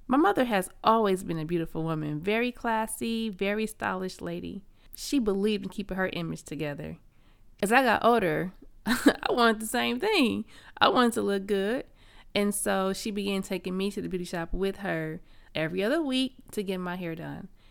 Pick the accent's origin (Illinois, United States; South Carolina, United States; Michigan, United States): Michigan, United States; Flint; I grew up in Flint, Michigan, which is a small town known as the Vehicle City.